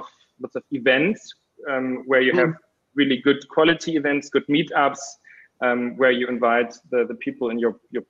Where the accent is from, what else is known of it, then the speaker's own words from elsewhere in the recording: Berlin, Germany; I'm from Berlin